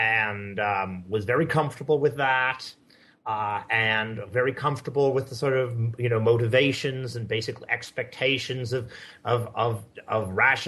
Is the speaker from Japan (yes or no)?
yes; Japan; I guess the most interesting thing about me is that I grew up in Japan.